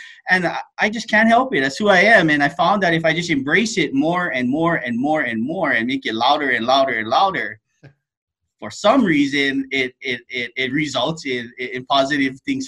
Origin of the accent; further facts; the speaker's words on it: Hawaii, United States; now in Seattle, United States; I'm originally from Hawaii, and the island is a small place.